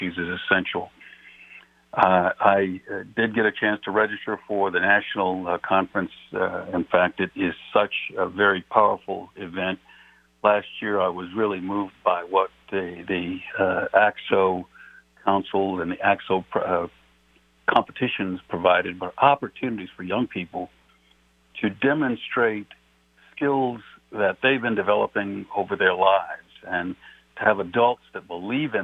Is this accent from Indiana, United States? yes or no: no; New Mexico, United States; I'm from New Mexico